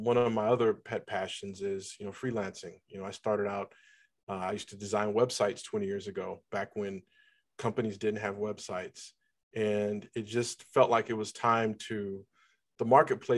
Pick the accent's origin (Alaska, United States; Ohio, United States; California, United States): Ohio, United States; Cleveland; moved away as an adult; now in Atlanta, United States; I'm originally from Cleveland, Ohio. I live in Atlanta, Georgia.